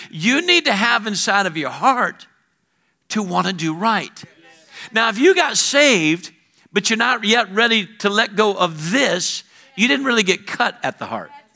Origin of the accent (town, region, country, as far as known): Alabama, United States